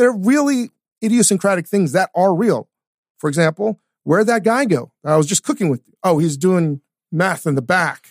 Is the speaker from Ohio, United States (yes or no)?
no; Northern Virginia, United States; also born or lived in Richmond; I grew up in Northern Virginia.